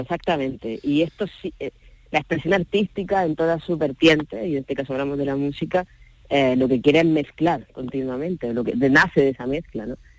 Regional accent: Andalusia, Spain; yo como andaluz

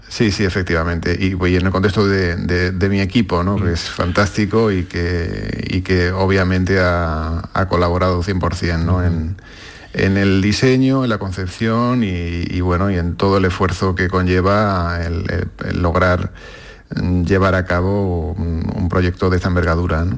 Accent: Córdoba, Andalusia, Spain; also born or lived in Seville; nací en Sevilla, pero bueno, pues, eh, estudié en Córdoba y bueno, pasé toda la adolescencia allí

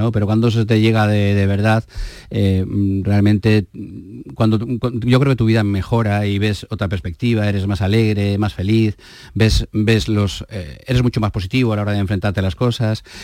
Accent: Basque Country, Spain; Evidentemente soy un vasco, hijo de zamoranos, que he vivido en toda España

